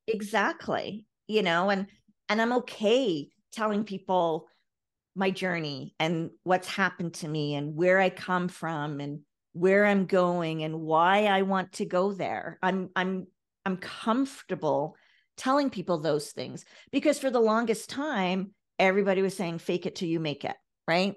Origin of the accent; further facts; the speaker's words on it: Ireland; I come from Ireland.